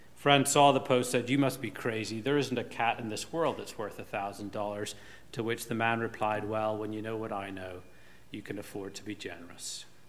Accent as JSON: {"language": "English", "region": "Northern Ireland", "country": "United Kingdom", "tie": "born or raised there", "moved": "yes", "said": "When I was growing up in Northern Ireland"}